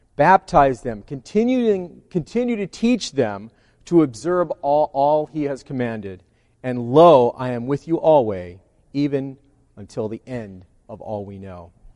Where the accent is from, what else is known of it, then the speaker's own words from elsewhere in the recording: California, United States; I'm a Californian